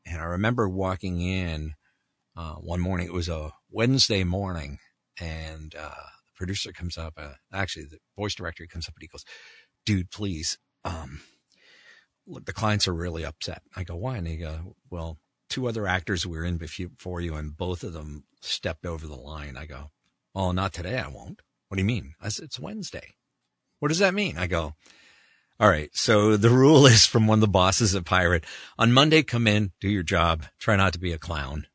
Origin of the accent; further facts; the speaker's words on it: Canada; moved away; I grew up in Canada